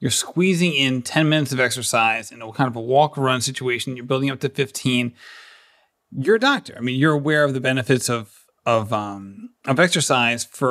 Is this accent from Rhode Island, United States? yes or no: yes; Barrington, Rhode Island, United States; I'm actually from a little town